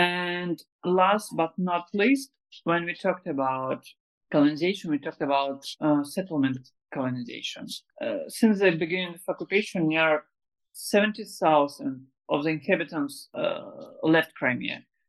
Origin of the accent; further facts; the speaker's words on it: Uzbekistan; born there; my grandparents also were deported to Uzbekistan. That's why I was born in Uzbekistan also.